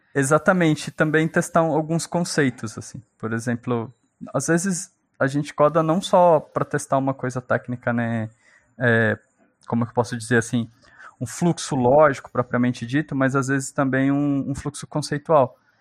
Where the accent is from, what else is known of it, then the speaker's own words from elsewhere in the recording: São Paulo, Brazil; also born or lived in Minas Gerais; eu nasci em Minas. E aí eu fui criado pela minha avó, pela minha tia, que foram me buscar lá em Minas, né? Eu tava sendo criado por uma outra pessoa e vim para o estado de São Paulo com cinco aninhos.